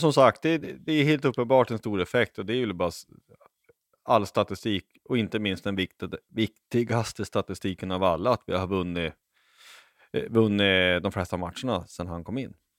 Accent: Lycksele, Västerbotten County, Sweden; jag är uppvuxen i Lycksele

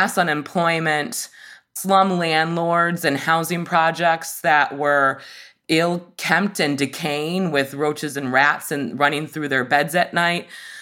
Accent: Michigan, United States; my home state of Michigan

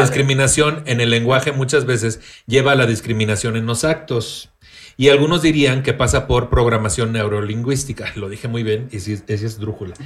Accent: Tampico, Tamaulipas, Mexico; moved away; naciendo y creciendo en Tampico

